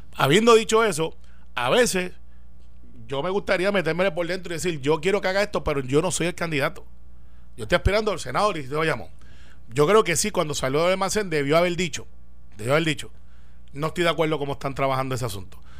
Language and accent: Spanish; Guaynabo, Puerto Rico; yo soy de Santa Rosa